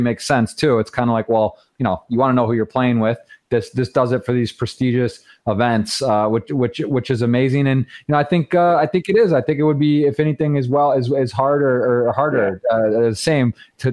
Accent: Michigan, United States; I was born and raised in Michigan.

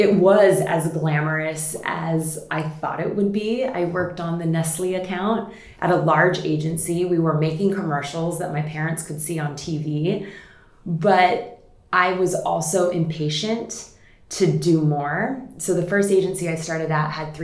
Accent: Hawaii, United States; I grew up in Hawaii, which is quite unique.

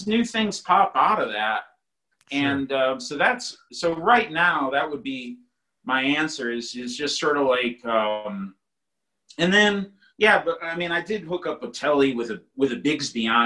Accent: East Coast, United States; growing up on the East Coast

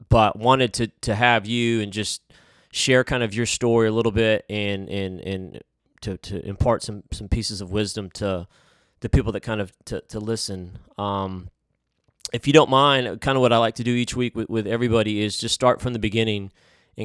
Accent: Huntsville, Alabama, United States; I grew up down here in Huntsville

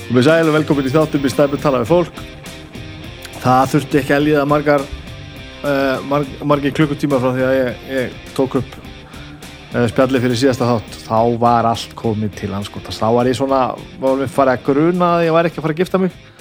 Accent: Reykjavík, Capital Region, Iceland; ég fættur og uppalinn í Reykjavík

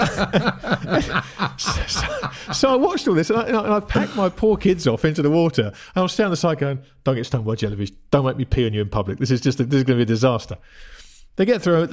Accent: England, United Kingdom; I grew up in England in the seventies as well

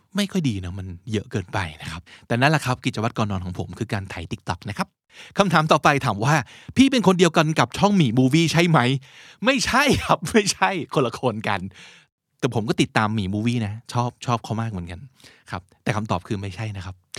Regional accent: Thailand; accent: Thai; also born or lived in United States

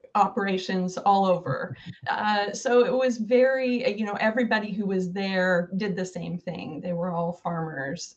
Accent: Oregon, United States; also born or lived in Sherman County, Oregon / Portland, Oregon / San Francisco Bay Area; I'm a native Oregonian

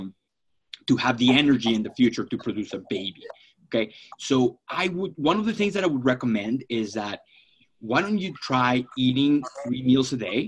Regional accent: Florida, United States; now in Phoenix, United States; I'm from Florida

